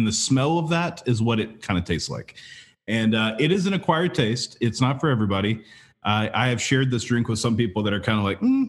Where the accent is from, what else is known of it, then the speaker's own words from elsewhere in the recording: 2 hours from New Orleans, the South, United States; now in Phoenix, United States; I grew up 2 hours away driving to New Orleans all the time. We would go to Cafe Du Monde where we would, you know, eat the beignets and drink chicory coffee. And so I, as a Southerner displaced to Phoenix